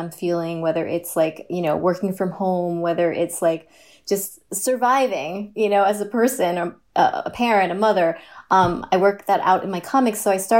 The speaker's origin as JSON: {"language": "English", "town": "New York City", "region": "New York", "country": "United States", "tie": "born or raised there", "also_born_or_lived": "Cape Cod, Massachusetts", "said": "I hail from Queens. We were from Forest Hills, Queens."}